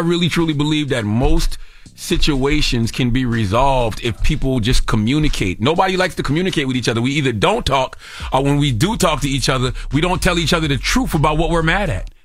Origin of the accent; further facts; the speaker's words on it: South Carolina, United States; I'm a Gamecock fan because I'm from South Carolina